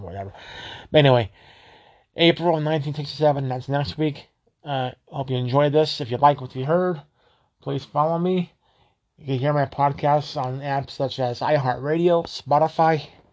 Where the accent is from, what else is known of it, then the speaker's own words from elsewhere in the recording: Colorado, United States; I'm from Colorado